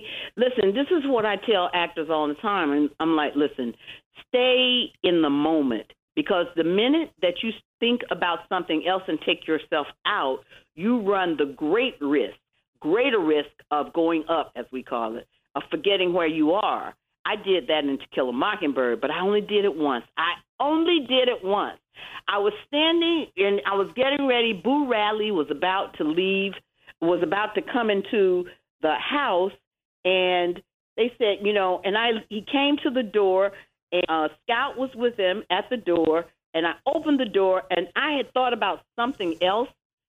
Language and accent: English; Atlanta, Georgia, United States; born there; Atlanta, Georgia.